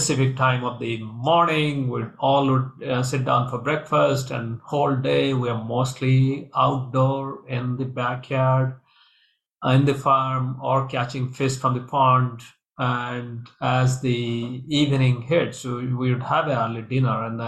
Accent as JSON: {"language": "English", "country": "India", "tie": "born or raised there", "moved": "yes", "said": "I grew up in India"}